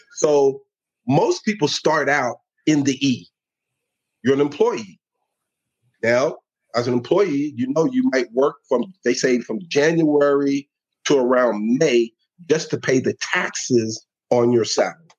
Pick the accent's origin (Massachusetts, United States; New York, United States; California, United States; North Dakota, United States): New York, United States; New York City; moved away as an adult; also born or lived in Georgia; now in Atlanta, United States; born and raised in the Bronx